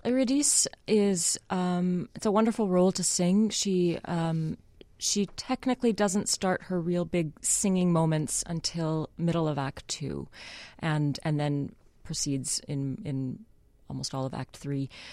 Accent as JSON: {"language": "English", "town": "Winnipeg", "region": "Manitoba", "country": "Canada", "moved": "yes", "said": "I'm Canadian from Winnipeg"}